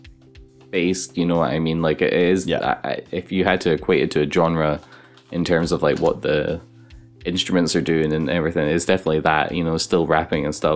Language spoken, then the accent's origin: English; Glasgow, Scotland, United Kingdom; I'm from Glasgow